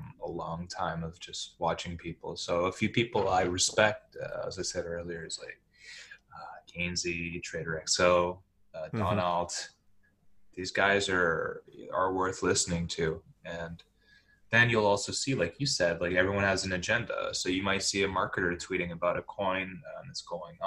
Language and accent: English; Montreal, Quebec, Canada; I was born in Montreal, so it's a French thing.